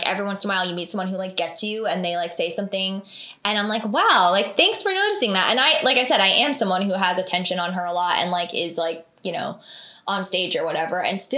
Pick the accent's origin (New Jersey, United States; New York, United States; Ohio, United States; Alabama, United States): New Jersey, United States; Vernon; Yeah, so I grew up in Vernon, New Jersey